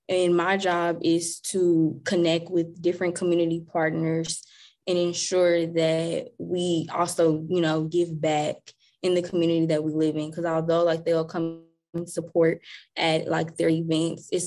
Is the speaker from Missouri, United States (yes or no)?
yes; Kansas City, Missouri, United States; moved away as an adult; now in Maryland, United States; I was born and raised in Kansas City, Missouri